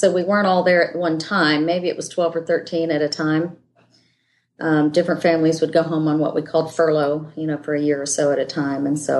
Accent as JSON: {"language": "English", "country": "Indonesia", "tie": "born there", "said": "Yeah, I was born in Indonesia."}